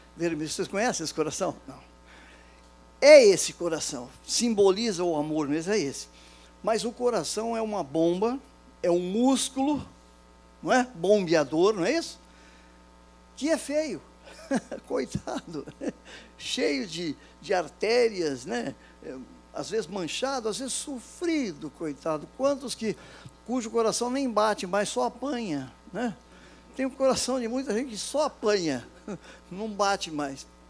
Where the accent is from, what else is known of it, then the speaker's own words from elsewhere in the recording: São José do Rio Preto, São Paulo, Brazil; also born or lived in Campinas; now in Rio de Janeiro, Brazil; Eu nasci lá em São José do Rio Preto, estado de São Paulo.